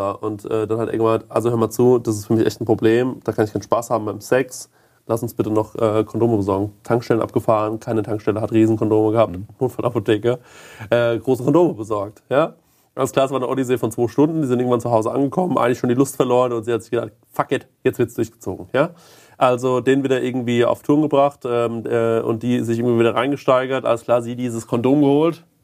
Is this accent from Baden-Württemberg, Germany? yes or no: no; Goldbach, Bavaria, Germany; in Goldbach hatten wir immer zwei, wo ich aufgewachsen bin, zwei so Typen. Die hatten immer so einen Bayernhut auf, also diesen Spessarthut.